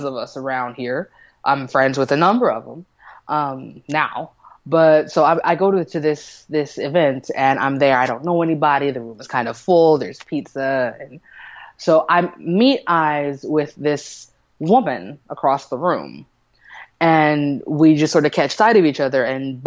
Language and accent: English; Kansas City, United States; I'm from Kansas City